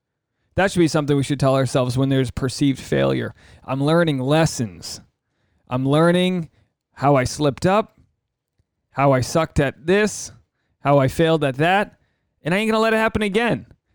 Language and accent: English; Rhode Island, United States; now in Los Angeles, United States; I do a solo one, which dives you deep into the mind of … I am a bloke from Rhode Island, living in Los Angeles, and things are working out.